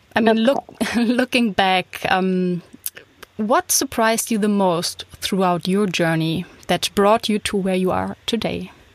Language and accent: English; Hamburg, Germany; moved away as an adult; also born or lived in Berlin; now in Düsseldorf, Germany; I'm from Hamburg